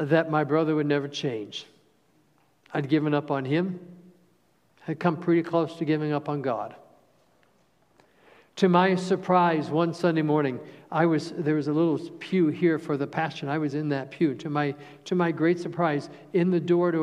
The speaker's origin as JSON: {"language": "English", "town": "Cincinnati", "region": "Ohio", "country": "United States", "tie": "born or raised there", "said": "We grew up outside of Cincinnati"}